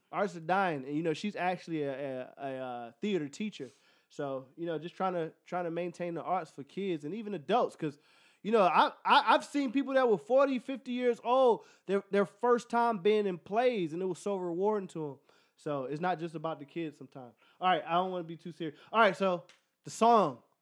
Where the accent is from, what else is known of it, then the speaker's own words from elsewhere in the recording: Philadelphia, Pennsylvania, United States; moved away; I'm from Philly